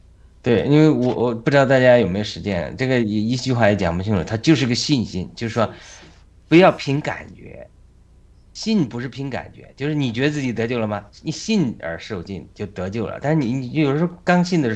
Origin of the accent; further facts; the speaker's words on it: Hebei, China; moved away as an adult; also born or lived in London, United Kingdom; now in United States; 我们是河北人，但我们是从民国之后划到河北的，但我们以前都是河南。